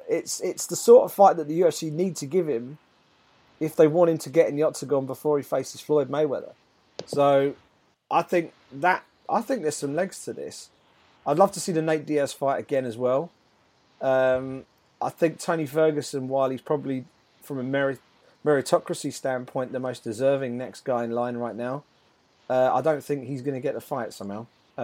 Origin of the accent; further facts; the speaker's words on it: United Kingdom; as a Brit, it would be great to see him in a world title fight.